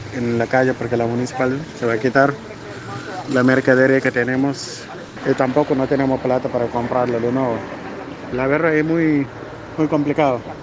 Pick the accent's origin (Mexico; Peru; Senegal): Senegal; Spanish is a second language; moved away as an adult; now in Córdoba, Argentina; Soy de Senegal, vino sola, no tengo familia acá